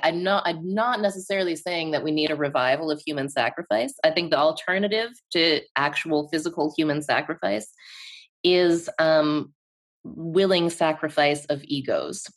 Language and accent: English; Pittsburgh, Pennsylvania, United States; it's in Pittsburgh, my hometown